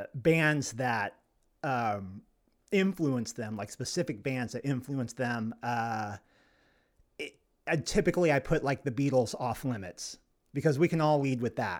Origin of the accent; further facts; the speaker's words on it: Arkansas, United States; when I was growing up in Arkansas as a little boy, there was a corner store down the road from us, and we were a very poor family.